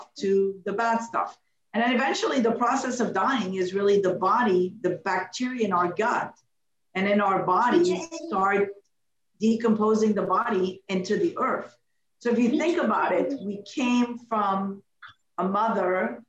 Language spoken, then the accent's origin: English; Canada; also born or lived in Morocco; I'm not American. I'm a Canadian, but I was born in Morocco